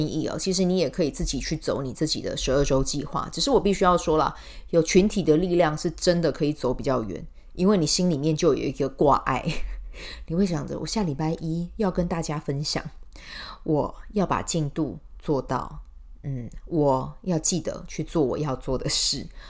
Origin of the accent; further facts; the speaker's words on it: Taiwan; 我们台湾人